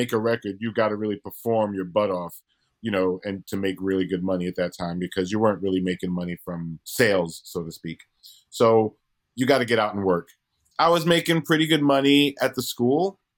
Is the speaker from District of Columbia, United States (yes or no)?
no; Brooklyn, New York, United States; moved away as an adult; now in Los Angeles, United States; I'm from Brooklyn. I'd never left Brooklyn